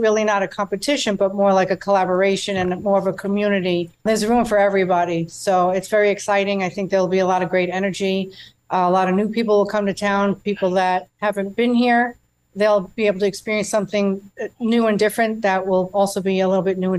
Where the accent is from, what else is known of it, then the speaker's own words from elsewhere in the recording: New York, United States; now in Ellijay, United States; since I am Italian and from New York, not New Orleans